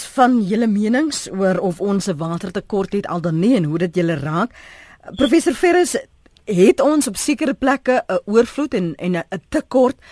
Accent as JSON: {"language": "Afrikaans", "country": "South Africa", "said": "As Suid-Afrikaners"}